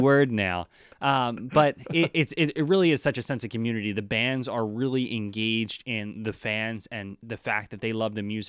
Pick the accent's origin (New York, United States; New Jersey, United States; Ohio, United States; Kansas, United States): New Jersey, United States; now in Boston, United States; coming from, I grew up in New Jersey.